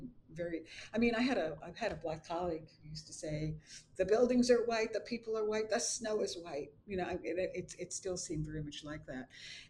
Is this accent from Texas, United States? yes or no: no; New York City, New York, United States; moved away as an adult; also born or lived in Durham, North Carolina; I am a New Yorker. I was born in Brooklyn, raised in Brooklyn. My first memoir is about growing up in Bensonhurst, which is a somewhat notorious community in Brooklyn, and growing up Italian American.